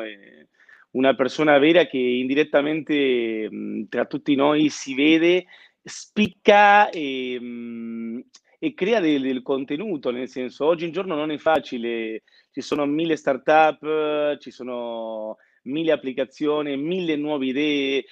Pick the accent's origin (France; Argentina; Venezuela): Argentina; Buenos Aires; now in Milan, Italy; sono argentino, nato a Buenos Aires, eh, Milano ormai è casa mia.